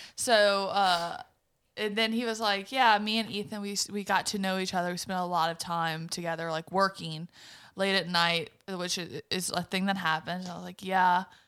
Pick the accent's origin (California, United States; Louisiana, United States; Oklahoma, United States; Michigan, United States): Louisiana, United States; Berwick; also born or lived in Morgan City; I grew up in Berwick.